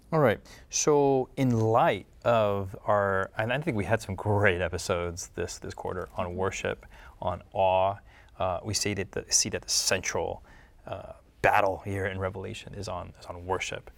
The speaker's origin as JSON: {"language": "English", "country": "United States", "said": "I'm from the United States"}